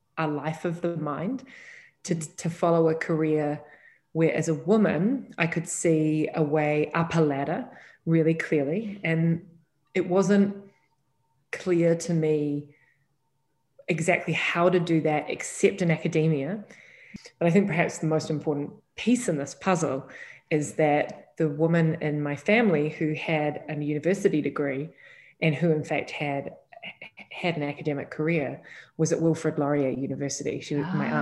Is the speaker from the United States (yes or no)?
no; New Zealand; now in Toronto, Canada; I grew up in New Zealand